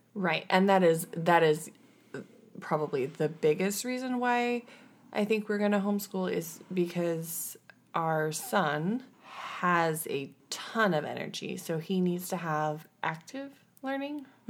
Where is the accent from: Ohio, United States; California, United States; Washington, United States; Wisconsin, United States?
Washington, United States; we are from Washington